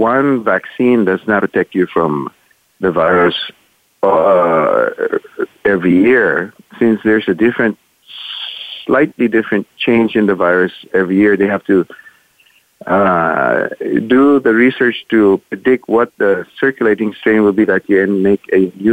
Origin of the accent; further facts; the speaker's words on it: Manila, Metro Manila, Philippines; moved away as an adult; also born or lived in United States; I was born and raised in Manila in the Philippines